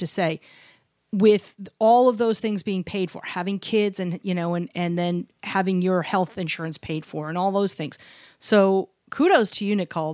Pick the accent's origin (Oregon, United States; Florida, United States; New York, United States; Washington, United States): New York, United States; New York City; Barry and I grew up in New York City.